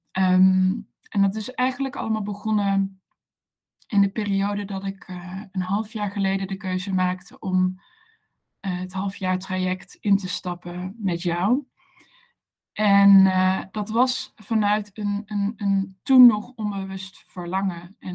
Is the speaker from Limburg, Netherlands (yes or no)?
yes; Maastricht, Limburg, Netherlands; also born or lived in Amsterdam; now in Maastricht, Netherlands; Ik ben een Maastrichtse. Ik kom uit het, het zuidelijke puntje van, van het mooie land, land Nederland.